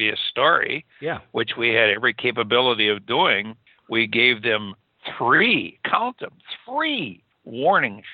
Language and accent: English; Wisconsin, United States; I was raised in Wisconsin